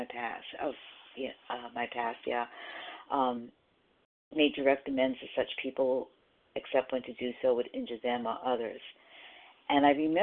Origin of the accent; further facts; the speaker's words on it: Rhode Island, United States; now in South Carolina, United States; I'm from Rhode Island originally, but I do live in South Carolina now.